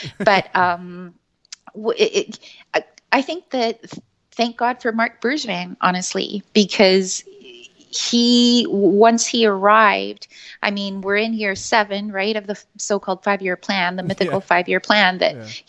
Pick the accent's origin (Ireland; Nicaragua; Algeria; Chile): Chile; moved away; also born or lived in Montreal; It's a bit of a long story, but I'm from Chile originally. But when my family immigrated to Canada, we moved to Montreal.